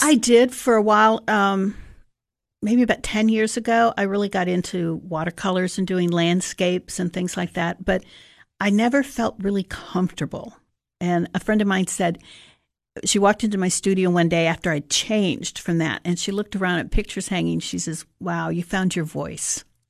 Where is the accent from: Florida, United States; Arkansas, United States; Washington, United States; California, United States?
Florida, United States; Sarasota; I actually grew up in Sarasota, Florida.